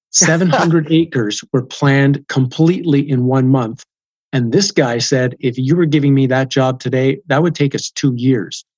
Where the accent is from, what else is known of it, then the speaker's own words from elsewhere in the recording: Canada; I'm from Canada